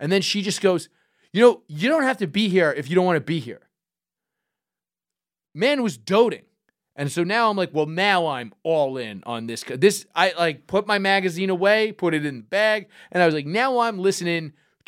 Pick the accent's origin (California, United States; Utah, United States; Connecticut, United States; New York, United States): New York, United States; New York City; growing up in Brooklyn.